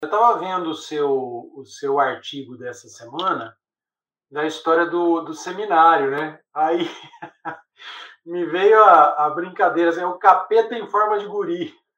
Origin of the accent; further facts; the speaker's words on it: interior of São Paulo, Brazil; numa cidadezinha do interior de São Paulo, que era preconceituosa para Chuchu, né, onde eu cresci